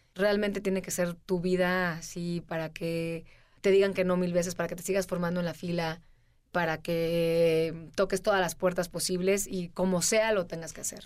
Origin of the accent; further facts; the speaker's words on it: Veracruz, Mexico; moved away; yo empecé haciendo televisión y, este, salí de Veracruz